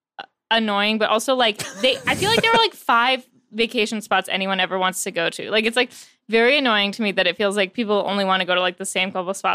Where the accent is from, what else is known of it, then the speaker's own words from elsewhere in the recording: New York City, New York, United States; moved away; also born or lived in Los Angeles; I grew up in Manhattan.